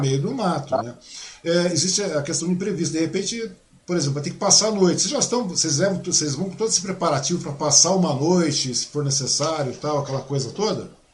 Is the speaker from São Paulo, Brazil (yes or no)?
yes; Biritiba Ussu, São Paulo, Brazil; Minha mãe morava lá em Biritibuçu, eu nasci lá em Biritibuçu